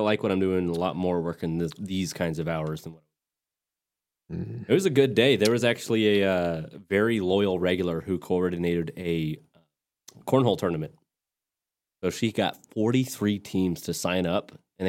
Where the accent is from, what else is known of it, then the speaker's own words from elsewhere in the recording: West Texas, United States; also born or lived in Tulsa, Oklahoma; now in Fort Worth, United States; my hometown was in the path of totality. So West Texas, Midland, Lubbock, that kind of area